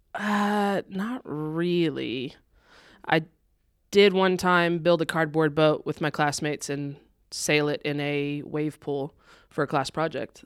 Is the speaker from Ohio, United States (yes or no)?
no; Texas, United States; moved away; I'm originally from Texas.